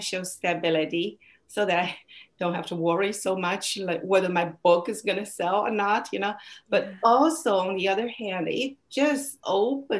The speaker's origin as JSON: {"language": "English", "country": "China", "tie": "born or raised there", "second_language": "English", "moved": "yes", "said": "my hometown in China"}